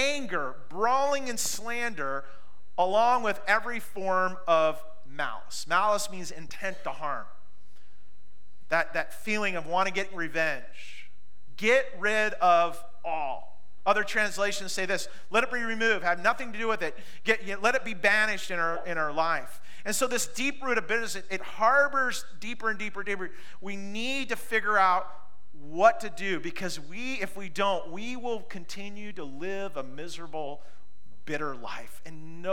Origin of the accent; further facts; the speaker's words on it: Pacific Northwest, United States; Growing up in the Pacific Northwest, if you're with me on this, we've all had the good fight to eliminate blackberries